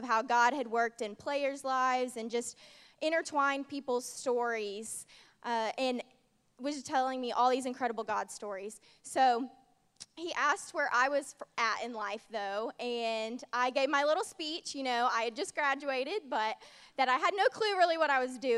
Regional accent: Indiana, United States; moved away as an adult; now in Georgia, United States; I'm originally from Indiana

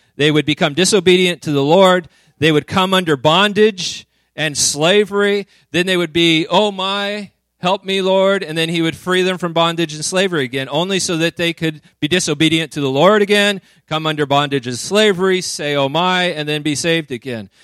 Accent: Woodland, California, United States; moved away; also born or lived in Redding; I grew up in Woodland, so I was a flatlander

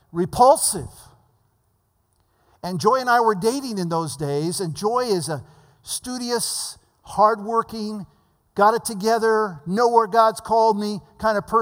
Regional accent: the Valley of California, United States; I came from the Valley of California where we didn't know what proper meant

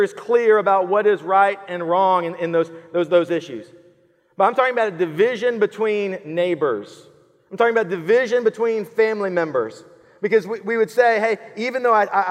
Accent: Killeen, Texas, United States; now in Georgetown, United States; I grew up in Killeen

